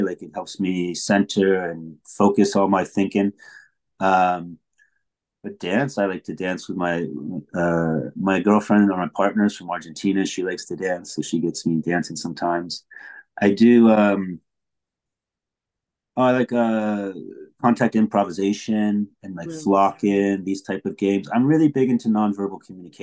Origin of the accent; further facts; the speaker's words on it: Plainfield, United States; moved away; I was born in Plainfield.